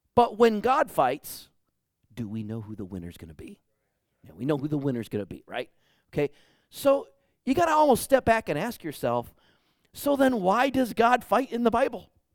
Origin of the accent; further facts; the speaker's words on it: Detroit, Michigan, United States; now in Bakersfield, United States; I grew up in Detroit, Michigan.